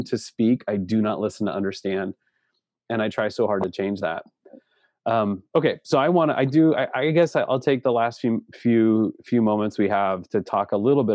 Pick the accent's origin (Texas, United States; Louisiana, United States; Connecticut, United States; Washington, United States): Washington, United States; Seattle; now in Spokane, United States; I grew up in the Seattle area. I was born in downtown Seattle